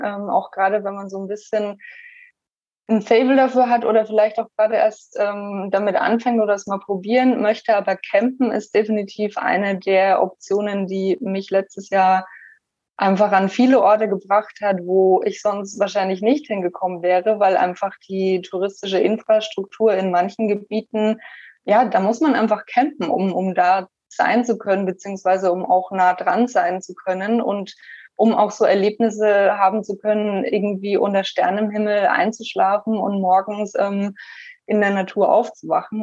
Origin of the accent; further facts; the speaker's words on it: Germany; moved away as an adult; also born or lived in Shanghai; now in Portland, United States; natürlich ist meine Heimat Deutschland